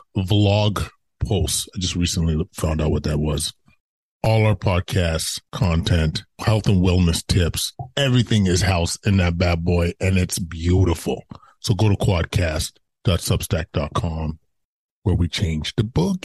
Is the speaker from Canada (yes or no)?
yes; Edmonton, Alberta, Canada; moved away as an adult; I'm born and raised in Edmonton and came here approaching 20 years.